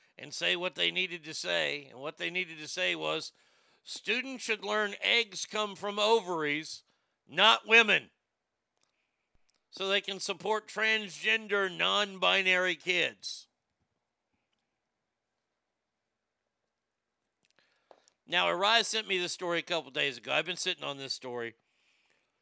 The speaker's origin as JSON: {"language": "English", "region": "Texas", "country": "United States", "said": "I'm a Texan."}